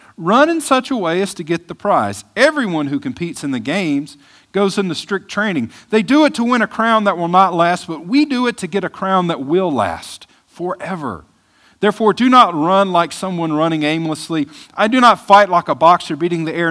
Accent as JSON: {"language": "English", "region": "Mississippi", "country": "United States", "moved": "yes", "said": "I'm from Mississippi"}